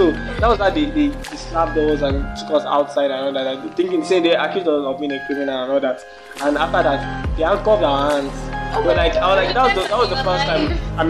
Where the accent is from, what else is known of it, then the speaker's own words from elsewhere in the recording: Nigeria; In Nigeria, I'm a Nigerian man.